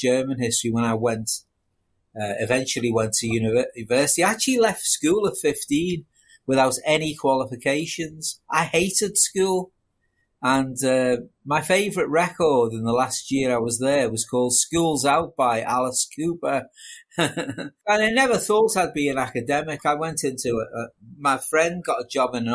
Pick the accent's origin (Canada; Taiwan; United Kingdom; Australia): United Kingdom; Liverpool, North West England; I was born in Liverpool